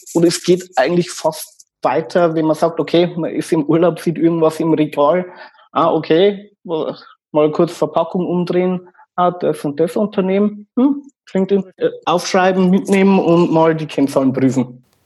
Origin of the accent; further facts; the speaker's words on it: Regensburg, Bavaria, Germany; accent: Bavarian dialect; ich komme aus Regensburg